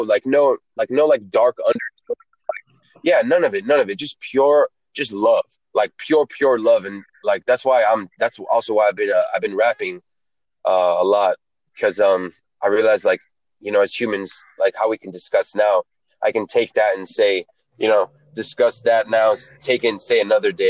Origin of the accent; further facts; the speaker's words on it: Atlanta, Georgia, United States; also born or lived in Israel; I'm Israeli. I was born in Israel, age five. I uh, went to Atlanta. I was an immigrant